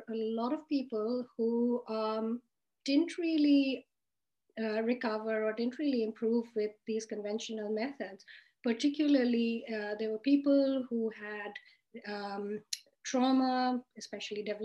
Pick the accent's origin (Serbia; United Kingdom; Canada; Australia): Australia; I'm from Australia. I am a psychiatrist based in Sydney